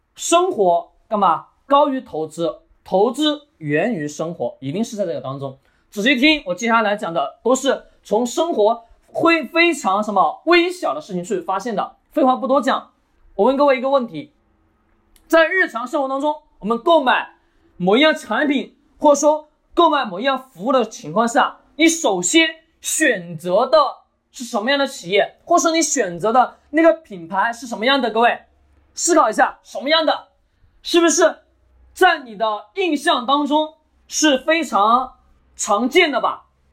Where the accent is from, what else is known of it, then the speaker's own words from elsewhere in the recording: China; 我们中国人